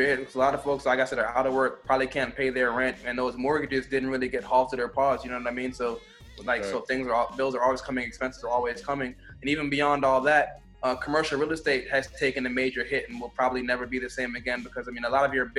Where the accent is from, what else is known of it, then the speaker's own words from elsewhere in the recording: Jamaica; also born or lived in South Florida; I'm Jamaican